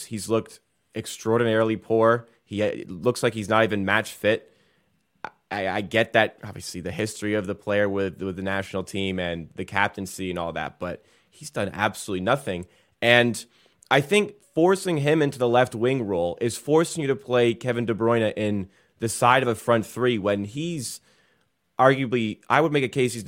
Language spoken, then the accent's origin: English; Canada; we're Canadian